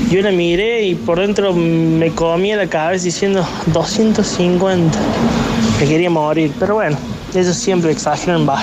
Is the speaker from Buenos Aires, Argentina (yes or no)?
yes; Buenos Aires, Argentina; moved away; Yo vengo de Buenos Aires.